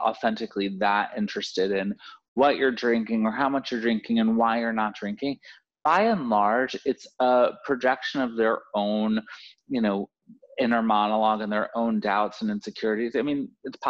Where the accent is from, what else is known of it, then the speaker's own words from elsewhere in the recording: Florida, United States; moved away; I'm from Florida originally